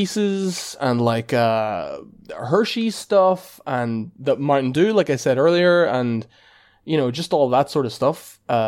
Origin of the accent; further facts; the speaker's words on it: Ireland; being Irish lads